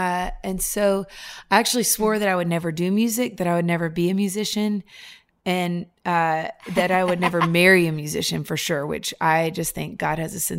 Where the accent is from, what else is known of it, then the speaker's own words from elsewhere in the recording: Nashville, Tennessee, United States; So I would say I grew up here in Nashville, Tennessee.